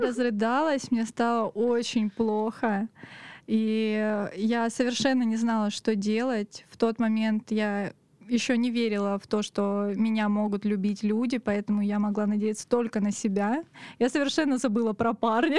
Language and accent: Russian; Otradnaya, Krasnodar Krai, Russia; now in Krasnodar, Russia; Я выросла в станице под названием Отрадная.